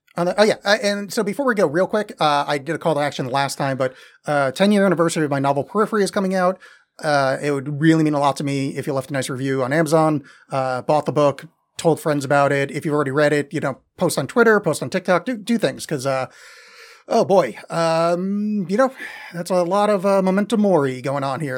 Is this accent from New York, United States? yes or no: yes; New York metro area, United States; growing up in the New York metro area